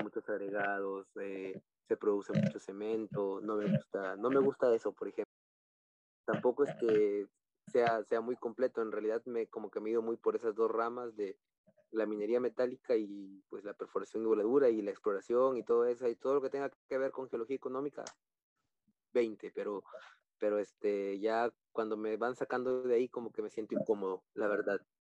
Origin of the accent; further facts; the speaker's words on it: Piura, Peru; yo soy piurano, yo soy de Piura